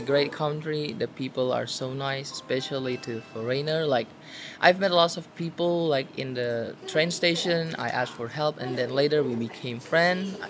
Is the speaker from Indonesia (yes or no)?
yes; Indonesia; moved away as an adult; now in Kaohsiung, Taiwan; I'm from Indonesia and I'm studying as an exchange student in Taiwan right now, specifically in Kaohsiung.